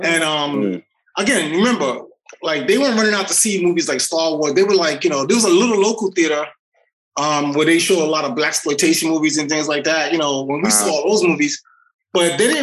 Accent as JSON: {"language": "English", "town": "New York City", "region": "New York", "country": "United States", "tie": "born or raised there", "moved": "as an adult", "said": "I grew up in the South Bronx"}